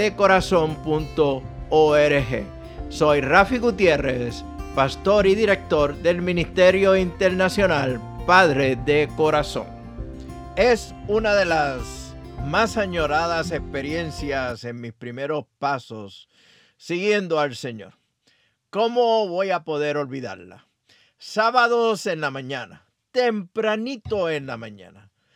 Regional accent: Aguadilla, Puerto Rico; mi pueblo natal Aguadilla, Puerto Rico

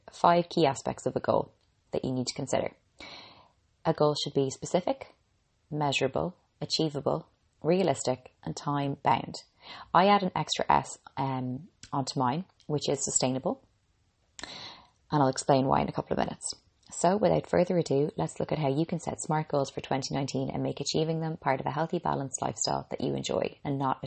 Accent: Ireland; I'm an Irish girl

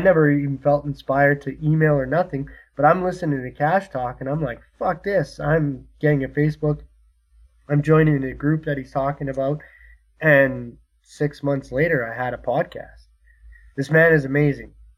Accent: Canada; I'm Canadian

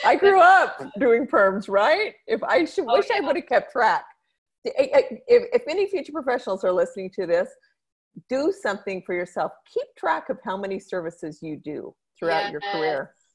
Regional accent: Idaho Falls, Idaho, United States; born there; also born or lived in Mexico; I was born in Idaho Falls, Idaho.

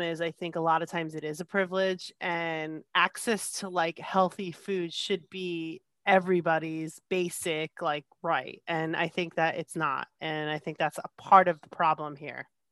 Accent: New Jersey, United States; moved away as an adult; now in California, United States; I grew up in New Jersey most of my life

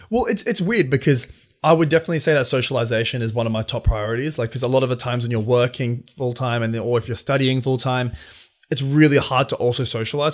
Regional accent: Sydney, New South Wales, Australia; We're both from Sydney.

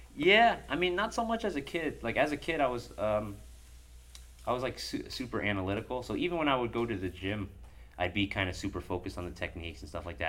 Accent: Bridgeport, Connecticut, United States; also born or lived in Dover, Delaware; I came with my mom to Bridgeport and I lived in Bridgeport for most of my younger years

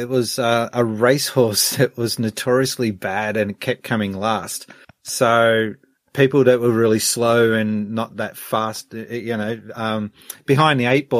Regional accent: Australia; I'm like Australian too

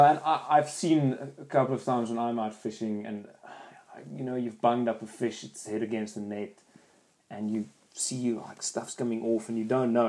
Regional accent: South Africa; now in New Zealand; I'm from South Africa

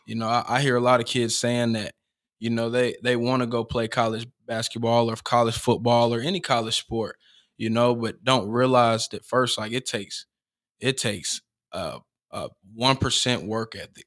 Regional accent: Cartersville, Georgia, United States; I uh grew up on Arbor Street. Right. You know, um, and obviously, like you said, I'm from Cartersville

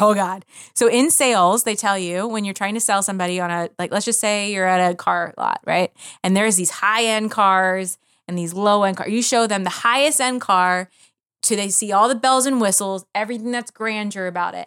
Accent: Philadelphia, Pennsylvania, United States; moved away; I grew up in Philadelphia, w, around so much culture

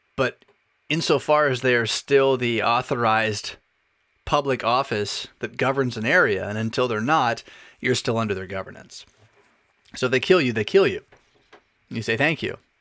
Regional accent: United States; as American citizens

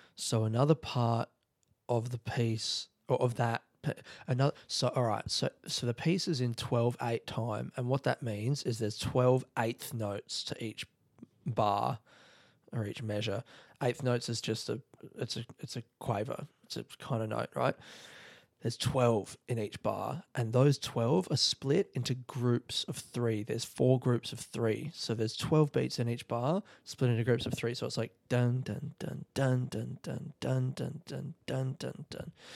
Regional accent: South Australia, Australia; moved away; I'm in South Australia and it's, like, home.

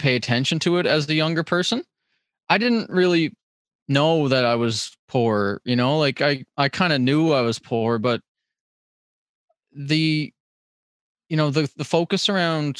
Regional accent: Cape Breton, Nova Scotia, Canada; I as a Cape Bretoner

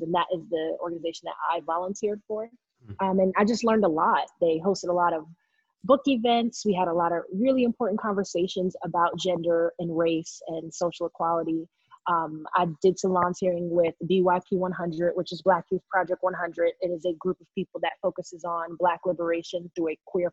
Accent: New York City, New York, United States; moved away as an adult; now in North Carolina, United States; I am originally from New York City. I was born in Queens

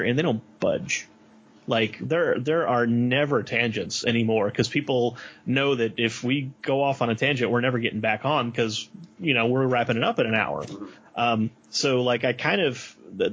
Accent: New Orleans, Louisiana, United States; I'm from New Orleans, and when Katrina hit, everyone I knew left.

